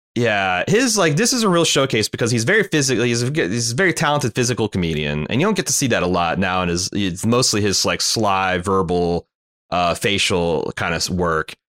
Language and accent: English; United States; as an American